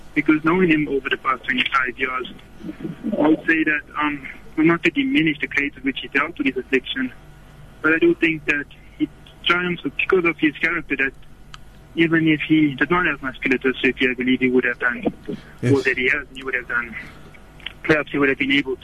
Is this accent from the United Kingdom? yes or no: no; South Africa; as South African Muslims